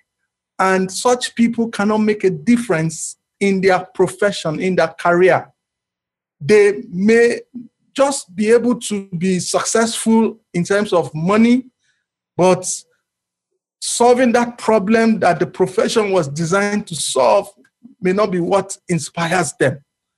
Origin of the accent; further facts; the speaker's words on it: Nigeria; as a Nigerian